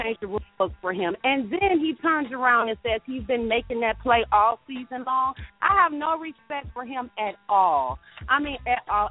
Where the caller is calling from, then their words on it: Georgia, United States; I'm calling from Georgia